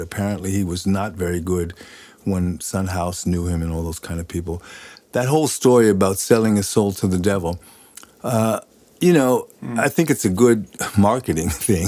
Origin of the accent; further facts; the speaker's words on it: New York, United States; moved away as an adult; now in Sweden; Born and raised in New York